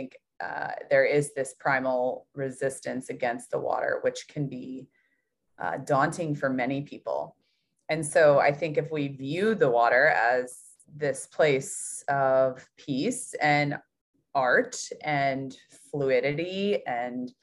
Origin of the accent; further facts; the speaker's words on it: Louisville, Kentucky, United States; I grew up in Louisville, Kentucky